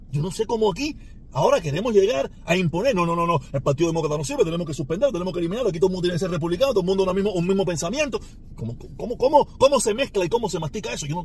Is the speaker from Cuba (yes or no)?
yes; Cuba; now in United States; el ejemplo que ellos tienen para lo que no se debe hacer con la inmigración en este país somos los cubanos